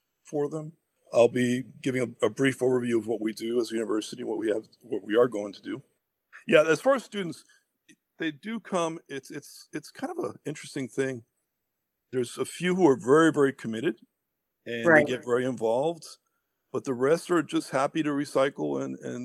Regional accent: New York City, New York, United States; also born or lived in Cuba; I am an immigrant from Cuba, came to this beautiful land in 1966 and grew up in Inwood Heights, attended Bronx Science

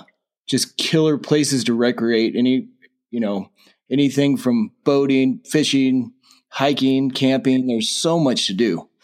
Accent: Modesto, California, United States; moved away as an adult; now in Bridgeport, United States; I grew up in the Central Valley over in Modesto.

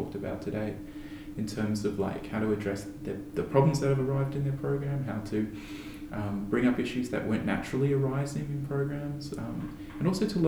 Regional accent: Queensland, Australia; My experience growing up in Queensland as an artist

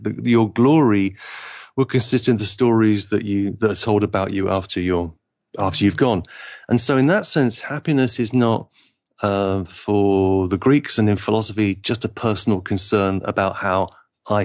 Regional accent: Liverpool, North West England, United Kingdom; I'm English, but I feel like my family is from Liverpool, and Liverpool is just happens to be in England

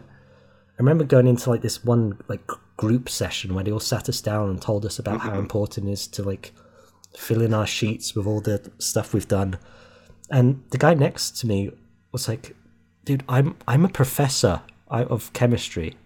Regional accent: Wales, United Kingdom; moved away; that's technically where I'm from, but that was years ago.

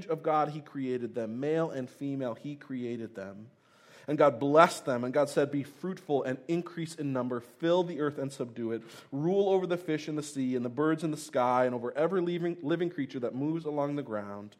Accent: Tennessee, United States; I was born in Tennessee

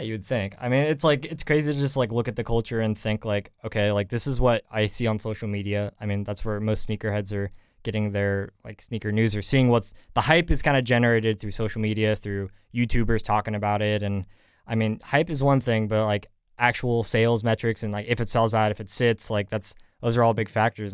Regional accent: San Francisco, California, United States; moved away; was back home in San Francisco, 'cause I'm from the Bay Area

